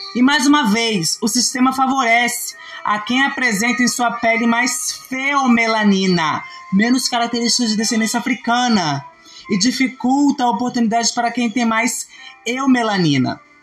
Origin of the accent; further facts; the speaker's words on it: Brazil; Eu, como brasileira